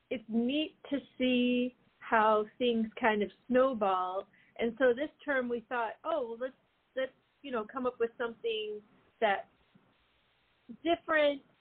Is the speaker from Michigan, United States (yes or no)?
yes; Detroit, Michigan, United States; we're from Detroit, so it's vasm.